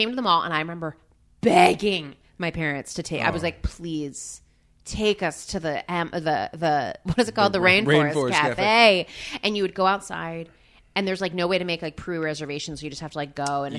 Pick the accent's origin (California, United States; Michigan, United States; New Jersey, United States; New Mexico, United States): New Jersey, United States; I grew up in New Jersey, which is like known for malls.